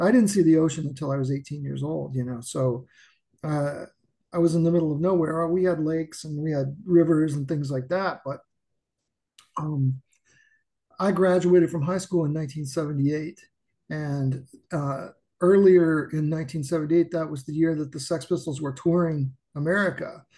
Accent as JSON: {"language": "English", "town": "Anderson", "region": "Indiana", "country": "United States", "tie": "born or raised there", "said": "I'm from a small town outside of Indianapolis called Anderson, Indiana, which is about 30 miles north of Indianapolis."}